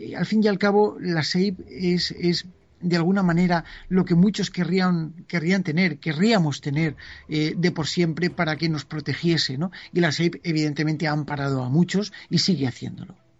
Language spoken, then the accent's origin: Spanish; San Vicente del Raspeig, Valencian Community, Spain; mi pueblo, que era San Vicente del Raspet